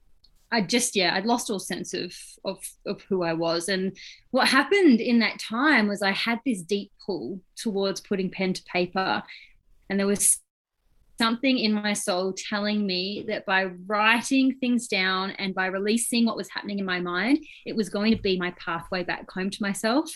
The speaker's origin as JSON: {"language": "English", "country": "Australia", "tie": "born or raised there", "moved": "yes", "lives_now": "New Zealand", "said": "I live in New Zealand, but I was born and bred in Australia."}